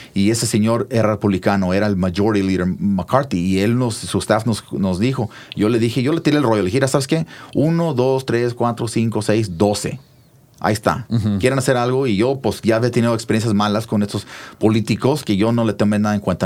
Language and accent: Spanish; Mount Vernon, Washington, United States; also born or lived in Hood River, Oregon / Nayarit (parents); Mi, jefita se fue hacia una, hora norte de Seattle a un pueblito que se llama Mount Vernon. Y ahí nos mudamos y estuvimos en un campo migrante por la gran parte de mi juventud